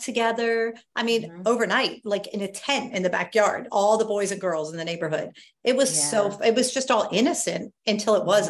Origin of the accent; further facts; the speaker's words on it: Lancaster County, Pennsylvania, United States; also born or lived in New York; I grew up in Lancaster County after I moved from New York, and I lived in a neighborhood with mostly boys.